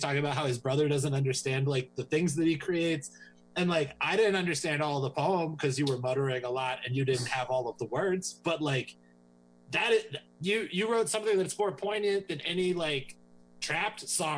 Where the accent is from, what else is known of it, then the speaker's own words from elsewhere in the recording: Tennessee, United States; I'm from Tennessee. I love dudes with that accent.